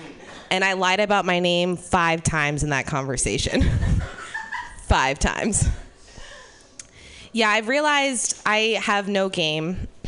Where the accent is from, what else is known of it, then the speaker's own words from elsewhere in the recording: Ireland; Yeah, the thing about being Irish is that, like, you're a colonized country, but no one knows why blackface is bad there.